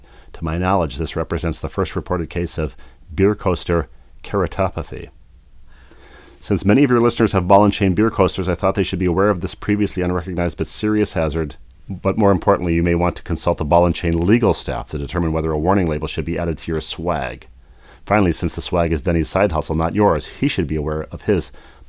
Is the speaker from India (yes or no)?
no; Bloomington, United States; that's how we were raised in Bloomington